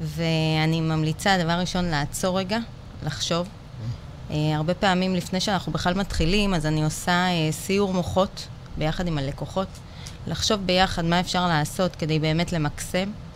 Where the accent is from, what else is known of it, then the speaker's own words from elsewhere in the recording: Bat Yam, Tel Aviv District, Israel; now in Holon, Israel; גדלתי בבת ים, היום אני גרה בחולון